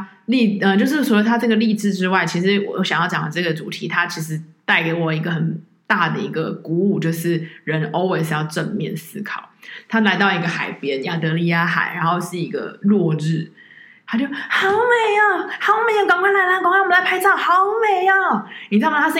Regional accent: Taiwan; 就跟我们台湾人在你得到癌症的时候，

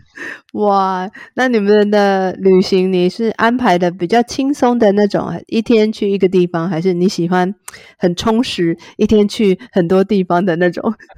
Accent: Taiwan; 我是对。台湾人

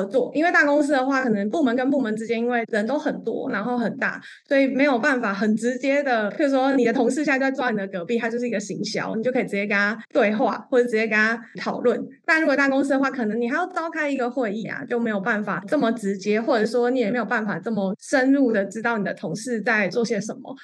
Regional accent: Kaohsiung, Taiwan; moved away; 那个时候我还在南部，我是高雄人

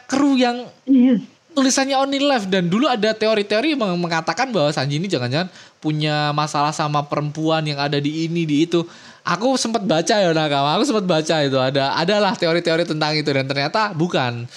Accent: Indonesia; kita orang-orang Indo

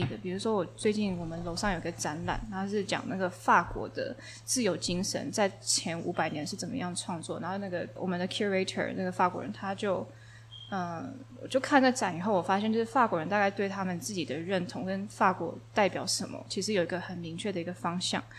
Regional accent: Taiwan; 我说我是来自台湾

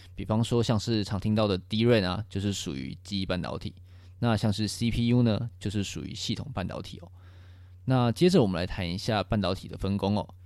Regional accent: Taiwan; 作为一个台湾人

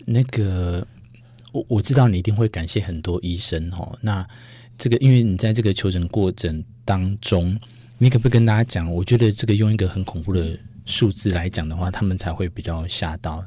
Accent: Yilan County, Taiwan; 在我们宜兰那边

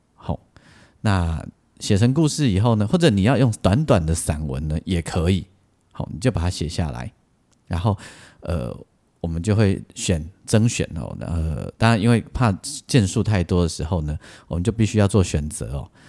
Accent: Taiwan; 我们台湾人

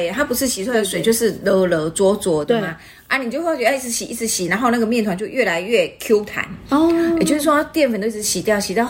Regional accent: Taiwan; 讲白了，就是我们台湾人最常吃的面筋啊。

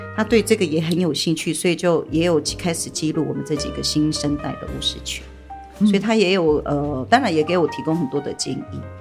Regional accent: Tuban village, Taitung County, Taiwan; 我是土法部落的人

